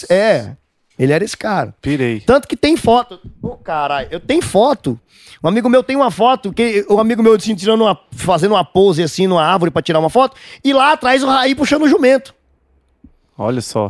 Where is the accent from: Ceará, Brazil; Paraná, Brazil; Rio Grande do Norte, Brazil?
Rio Grande do Norte, Brazil; Almino Afonso; Eu sou de Almino Afonso